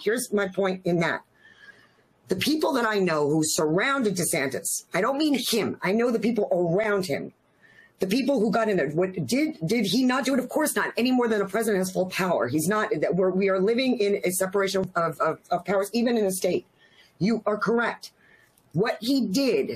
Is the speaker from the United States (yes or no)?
yes; Northeast, United States; also born or lived in New York; now in St. Petersburg, United States; I grew up in the Northeast.